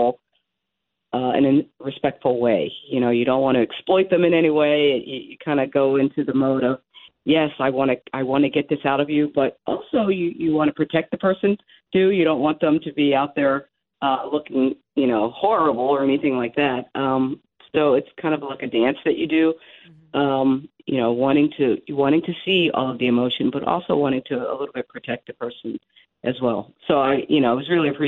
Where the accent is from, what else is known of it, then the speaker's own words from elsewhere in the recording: Philadelphia, Pennsylvania, United States; I'm from Philadelphia